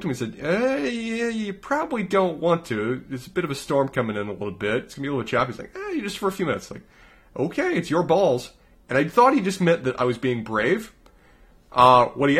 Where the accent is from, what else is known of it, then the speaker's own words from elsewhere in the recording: North Carolina, United States; I'm from North Carolina. We're from North Carolina